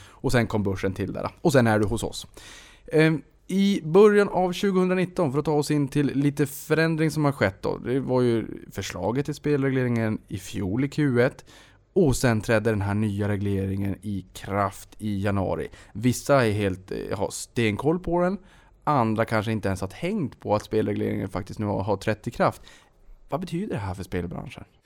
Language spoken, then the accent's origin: Swedish; Boden, Norrbotten County, Sweden; jag kommer ju från Boden